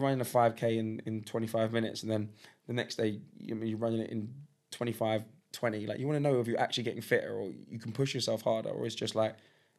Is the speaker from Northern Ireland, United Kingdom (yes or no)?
no; London, United Kingdom; I grew up in Highbury. So if you know, I grew up maybe 350 yards from the West Stand of Highbury, right? My school was in the shadow of the West Stand